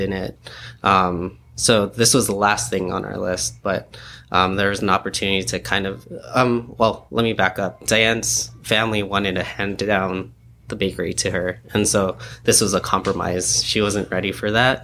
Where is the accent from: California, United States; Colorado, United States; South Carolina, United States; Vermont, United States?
California, United States; San Diego; also born or lived in New York; we grew up here in San Diego